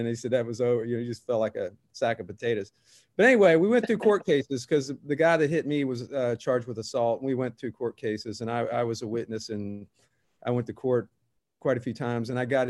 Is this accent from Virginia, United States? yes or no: yes; Virginia Beach, Virginia, United States; I grew up in Virginia Beach, Virginia.